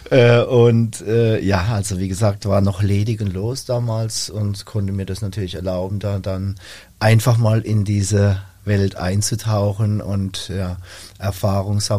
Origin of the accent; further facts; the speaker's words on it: Rhineland-Palatinate, Germany; für mich als Junger, als Pfälzer Junger, sag ich mal vom Dorf